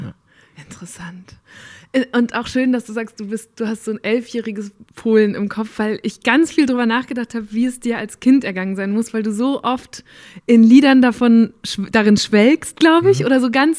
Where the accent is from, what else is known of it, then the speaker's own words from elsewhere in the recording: Münsterland, North Rhine-Westphalia, Germany; ich bin auch auf dem Land aufgewachsen